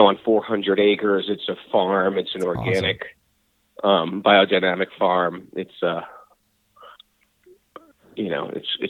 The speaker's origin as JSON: {"language": "English", "region": "Connecticut", "country": "United States", "tie": "born or raised there", "said": "School, I was, growing up in Connecticut was, how was it?"}